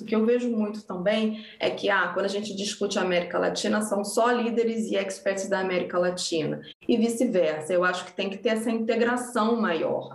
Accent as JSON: {"language": "Portuguese", "country": "Brazil", "moved": "yes", "said": "ser reconhecida como brasileira no meu país foi muito importante"}